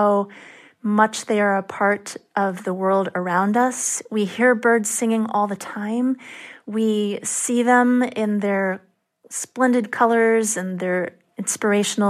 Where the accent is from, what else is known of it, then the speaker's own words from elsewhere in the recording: near San Francisco, California, United States; now in Ithaca, United States; I grew up near San Francisco, and I used to go into Chinatown with my dad now and then